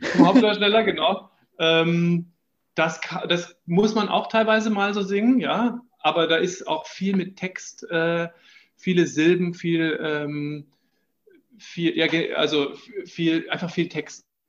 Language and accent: German; Düsseldorf, North Rhine-Westphalia, Germany; moved away as an adult; now in Vienna, Austria; ich bin in Düsseldorf geboren